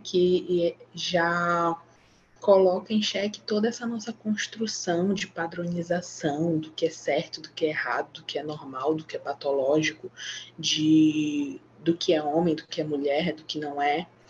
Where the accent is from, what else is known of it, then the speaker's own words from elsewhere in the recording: Maranhão, Brazil; Sou aqui do Maranhão